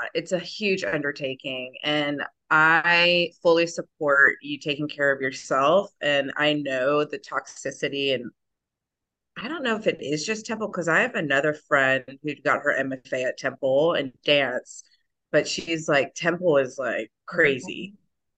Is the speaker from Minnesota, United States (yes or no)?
no; Myrtle Beach, South Carolina, United States; now in Rock Hill, United States; I grew up in Myrtle Beach, but I just moved to Rock Hill, South Carolina